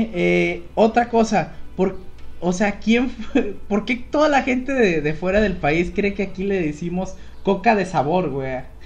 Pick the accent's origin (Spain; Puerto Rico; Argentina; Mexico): Mexico; siendo mexicano